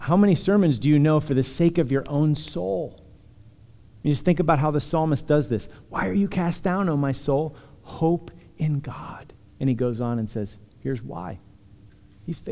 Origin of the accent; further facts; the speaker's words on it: Punxsutawney, Pennsylvania, United States; I come from Punxsutawney. So love my people